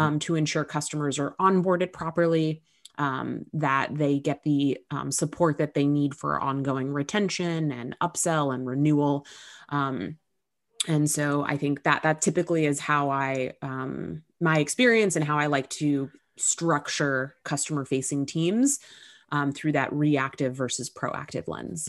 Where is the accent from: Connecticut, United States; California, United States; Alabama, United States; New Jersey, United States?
California, United States; Southern; moved away as an adult; now in New York, United States; I grew up in Southern California, but I moved to New York when I was nineteen. I've been here ever since.